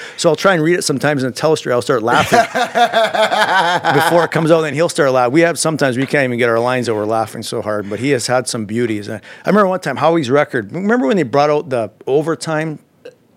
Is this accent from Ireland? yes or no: no; Alberta, Canada; moved away; I'm from Alberta.